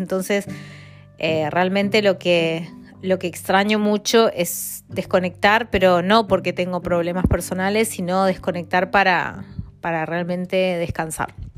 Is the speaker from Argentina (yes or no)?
yes; Argentina; moved away as an adult; now in London, United Kingdom; Soy de Argentina, vivo en Londres hace cuatro años y este, bueno, y en el extranjero hace 13 años